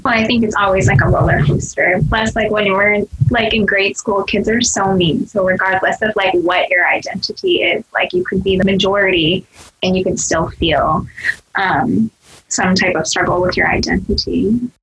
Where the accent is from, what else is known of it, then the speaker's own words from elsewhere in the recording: United States; first language Cantonese; English is a second language; I grew up in the suburbs, majority yeah. is white, and there was probably like a three percent Asian.